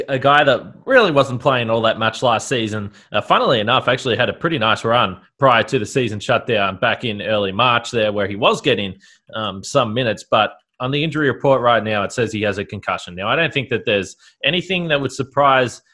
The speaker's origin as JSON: {"language": "English", "country": "Australia", "said": "me being Australian"}